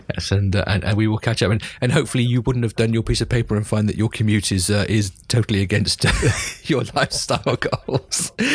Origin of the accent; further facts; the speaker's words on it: United Kingdom; as a Brit